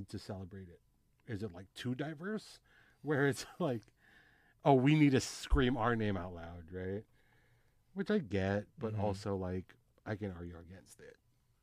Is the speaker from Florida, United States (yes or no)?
no; near Carson, Long Beach, California, United States; my hometown, which is like closer to Carson, Long Beach